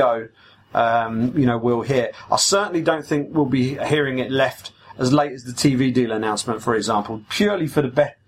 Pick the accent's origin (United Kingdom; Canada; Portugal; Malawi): United Kingdom; as a British podcast and as two British journalists